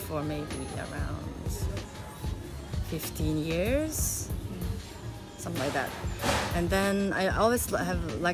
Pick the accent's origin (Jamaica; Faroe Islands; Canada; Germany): Faroe Islands; English is a second language; moved away as an adult; also born or lived in South Korea / Denmark; now in Seoul, South Korea; I'm from the Faroe Islands, where I grew up